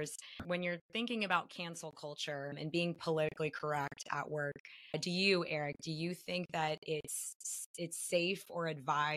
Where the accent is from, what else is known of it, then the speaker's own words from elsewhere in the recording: United States; I'm American